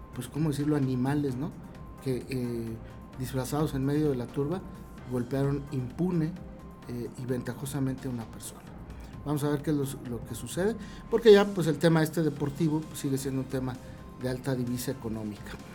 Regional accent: Mexico; somos Estados Unidos mexicanos

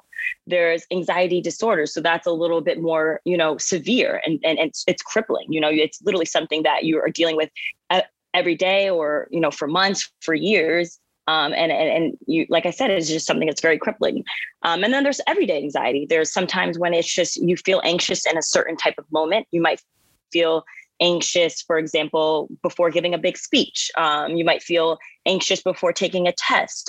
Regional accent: New Jersey, United States; now in New York City, United States; I'm from New Jersey. I am currently located in New York City

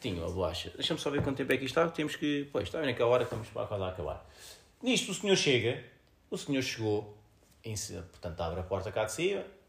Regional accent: Fernão Ferro, Setúbal, Portugal; sou de Fernão Ferro

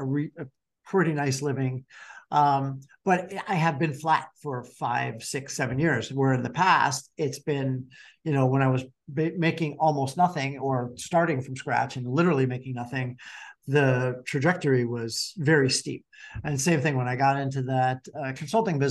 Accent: Chicago, Illinois, United States; That's where we're from Chicago

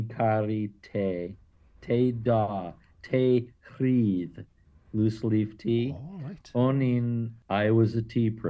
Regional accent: Southern California, United States; Welsh is a second language; moved away as an adult; now in Caernarfon, United Kingdom; dwi'n dod o De California

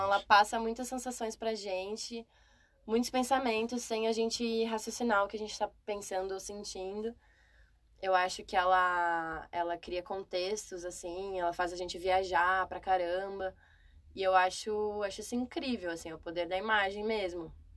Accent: Rio Grande do Sul, Brazil; moved away as an adult; now in São Paulo, Brazil; sou gaúcha morando em São Paulo

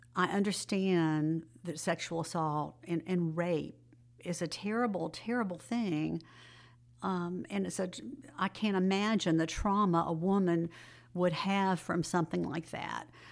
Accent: Jacksonville, Florida, United States; moved away as an adult; also born or lived in Summerville, South Carolina; now in Greenville, United States; I grew up in Jacksonville, Florida, and went to Clemson

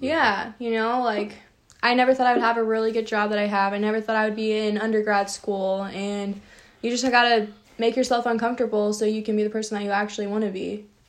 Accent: Champaign County, Illinois, United States; I'm from Champaign County

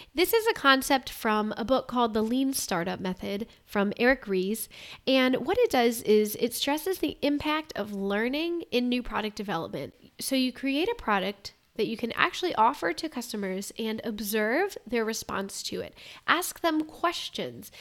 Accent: Ohio, United States; I'm from Ohio

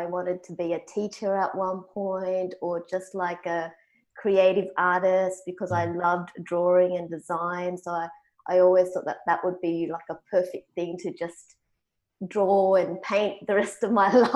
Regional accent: Sydney, New South Wales, Australia; I grew up in the southwest Sydney suburb of Cabramatta

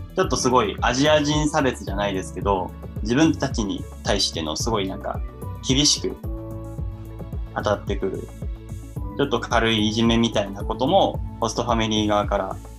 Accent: Kanagawa, Japan; 神奈川県で生まれて、えー、神奈川県で育ちました

